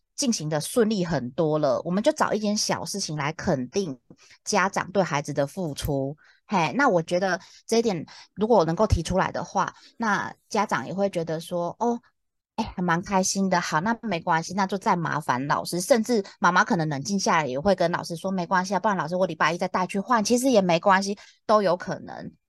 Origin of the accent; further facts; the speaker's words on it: Taiwan; accent: Taiwanese Mandarin; 不是我台湾国语